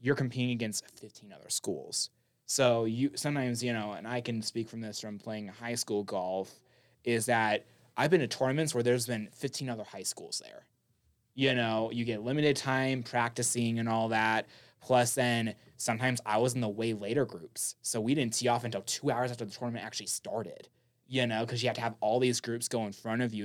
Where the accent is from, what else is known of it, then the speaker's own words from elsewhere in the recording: Las Vegas, Nevada, United States; Las Vegas, my hometown